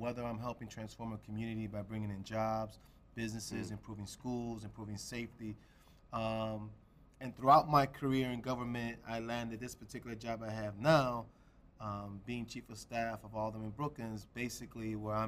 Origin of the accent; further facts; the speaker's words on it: Chicago, Illinois, United States; I was born and raised in Chicago, grew up in the Humboldt Park community